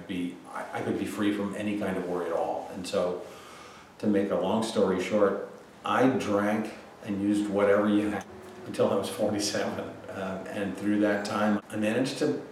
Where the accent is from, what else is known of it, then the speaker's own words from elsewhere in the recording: Connecticut, United States; I grew up in Connecticut to a very, very well-to-do family